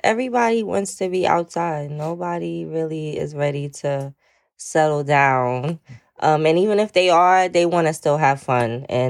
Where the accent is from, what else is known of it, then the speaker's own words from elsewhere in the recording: New York City, New York, United States; also born or lived in Saint Lucia; I'm from Brooklyn. I'm 30 years old, originally from St. Lucia.